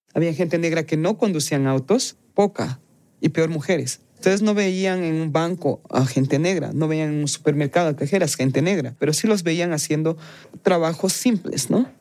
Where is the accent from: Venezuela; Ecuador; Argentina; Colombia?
Ecuador; Quito, Pichincha; moved away; yo me siento 100% quiteña porque soy nacida y criada en Quito